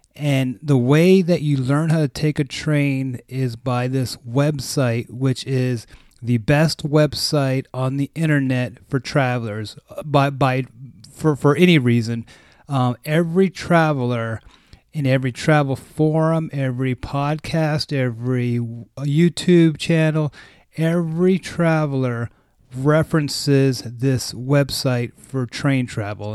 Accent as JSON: {"language": "English", "region": "West Coast of the US", "country": "United States", "said": "I'm from the West Coast of the U S, so there's not a lot of trains out here"}